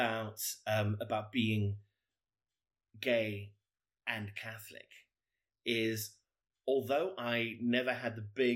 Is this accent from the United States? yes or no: no; South Africa; now in United Kingdom; I am South African, but I've lived in the UK for many years.